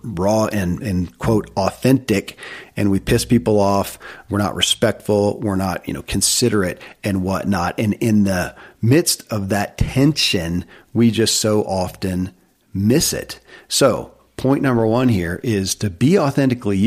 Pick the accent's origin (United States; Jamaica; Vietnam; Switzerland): United States; Kentucky; born or raised there